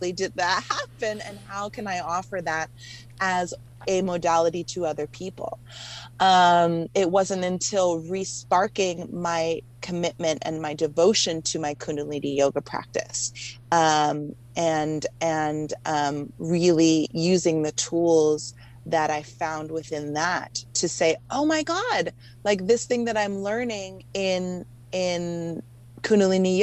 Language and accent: English; Hawaii, United States; now in Los Angeles, United States; I grew up mostly in Hawaii